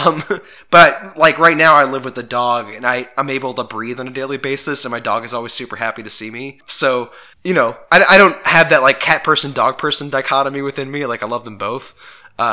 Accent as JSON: {"language": "English", "town": "New Orleans", "region": "Louisiana", "country": "United States", "also_born_or_lived": "Baton Rouge", "said": "There's a brief period where I moved away from New Orleans to go to Baton Rouge"}